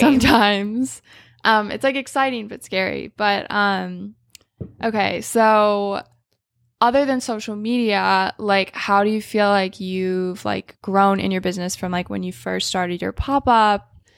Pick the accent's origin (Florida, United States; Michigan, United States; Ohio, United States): Michigan, United States; I grew up in Michigan